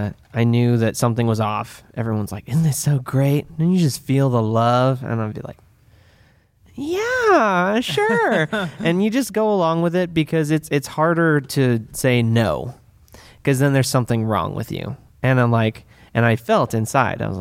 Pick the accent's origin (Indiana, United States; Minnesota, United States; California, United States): California, United States; Santa Rosa; also born or lived in Midwest; I grew up here in Sonoma County. I've like pretty much Santa Rosa, born and raised